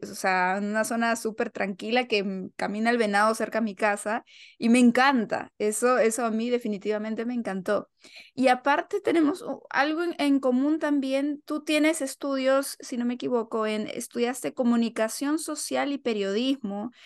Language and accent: Spanish; Lima, Peru; now in United States; yo soy de Lima.